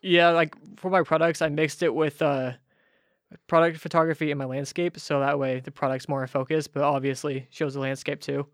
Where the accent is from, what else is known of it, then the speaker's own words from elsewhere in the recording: Ferndale, California, United States; moved away as an adult; now in Nashville, United States; I grew up in Ferndale